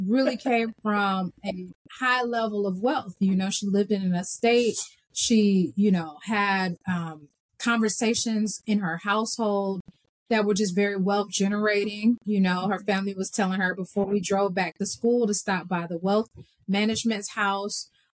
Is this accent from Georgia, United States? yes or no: yes; Atlanta, Georgia, United States; Born and raised in Atlanta, Georgia.